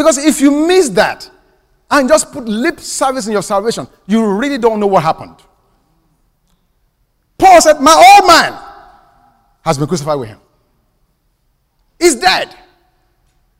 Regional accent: Nigeria; now in United States; In my home country

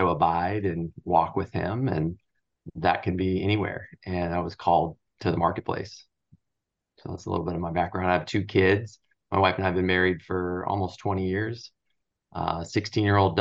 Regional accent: Southern California, United States; I grew up in Southern California

